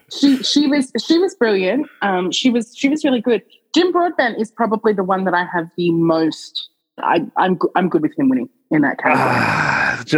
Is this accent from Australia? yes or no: yes; Australia; the Australian